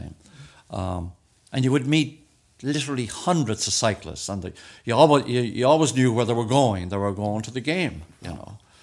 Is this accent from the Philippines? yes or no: no; Dublin, Leinster, Ireland; moved away; also born or lived in Florida; I moved from Glasnevin.